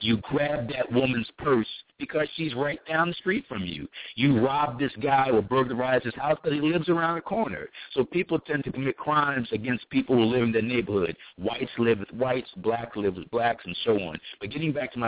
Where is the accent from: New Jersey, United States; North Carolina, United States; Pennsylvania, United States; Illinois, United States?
Pennsylvania, United States; Philadelphia; a black man born and raised in Philadelphia in the poor section of town, North Philly